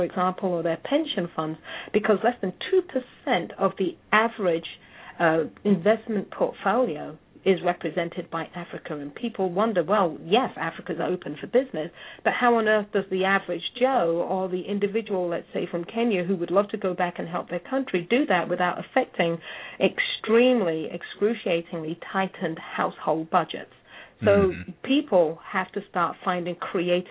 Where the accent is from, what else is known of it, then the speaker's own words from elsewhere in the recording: England, United Kingdom; now in United States; I'm English